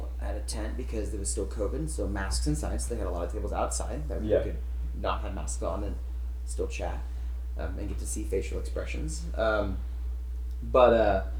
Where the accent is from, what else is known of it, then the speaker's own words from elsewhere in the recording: Arkansas, United States; moved away as an adult; also born or lived in Tennessee; now in California, United States; Originally from Arkansas, grew up there